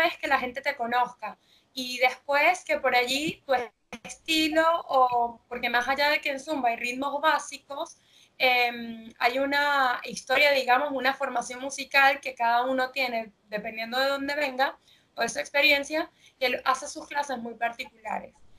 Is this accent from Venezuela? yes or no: yes; Venezuela; now in Argentina; yo soy de Venezuela y cuando me mudé aquí a Argentina